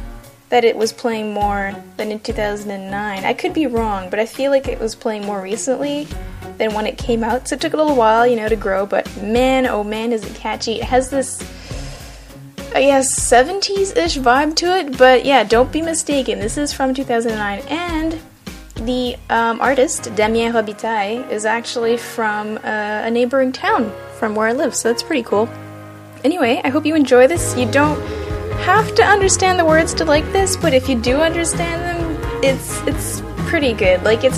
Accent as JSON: {"language": "English", "region": "Quebec", "country": "Canada", "said": "I'm completely bilingual and I'm from Quebec"}